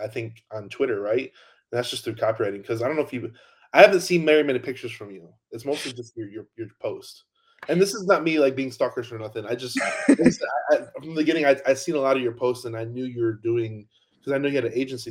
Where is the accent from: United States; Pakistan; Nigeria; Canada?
United States; outside Chicago, Illinois; moved away as an adult; I grew up outside Chicago, and then the first chance I could to leave the cold, I left